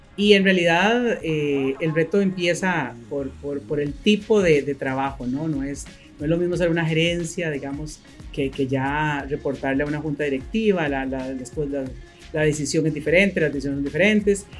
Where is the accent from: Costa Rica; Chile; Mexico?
Costa Rica; also born or lived in Managua, Nicaragua; Y llegamos a Costa Rica un 26 de diciembre, entramos a Costa Rica ese año y aquí nos quedamos.